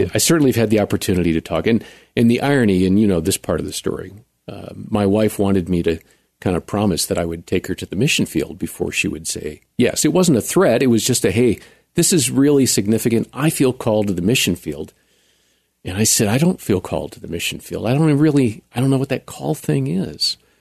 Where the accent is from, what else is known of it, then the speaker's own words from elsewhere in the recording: central Wisconsin, United States; moved away as an adult; also born or lived in Chicago / Texas; when I was about three, we moved from Chicago up to central Wisconsin